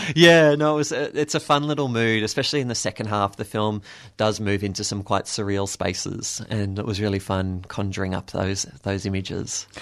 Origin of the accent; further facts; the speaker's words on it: Williamstown, Victoria, Australia; I grew up in Williamstown, so that was my little bubble